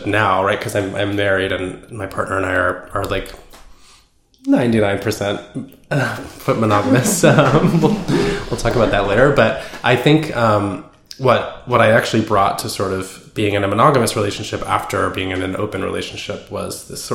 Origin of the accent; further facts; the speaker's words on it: Bay Area, California, United States; I grew up in the Bay Area, kind of like in a communal sort of house